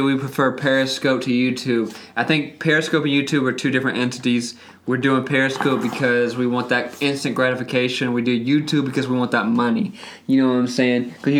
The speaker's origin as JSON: {"language": "English", "region": "South Mississippi", "country": "United States", "moved": "yes", "lives_now": "Los Angeles, United States", "said": "I'm from South Mississippi."}